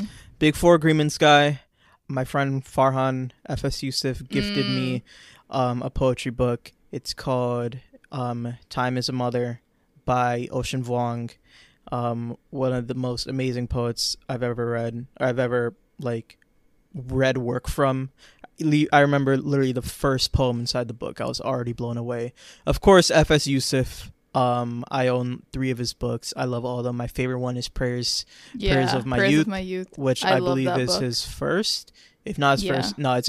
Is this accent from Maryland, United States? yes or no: no; New York, United States; I grew up in New York.